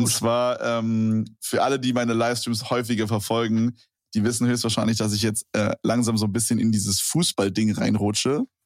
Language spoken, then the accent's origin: German; Berlin, Germany; ich komme ja aus Berlin